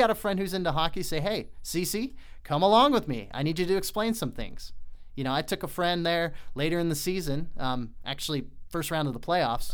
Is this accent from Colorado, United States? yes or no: yes; Colorado Springs, Colorado, United States; moved away; also born or lived in Utah; I grew up in Colorado Springs